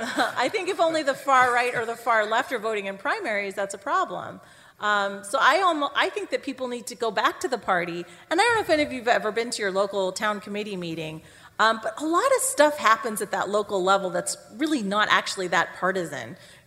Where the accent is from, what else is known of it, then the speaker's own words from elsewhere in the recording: Canada; now in United States; because I grew up in Canada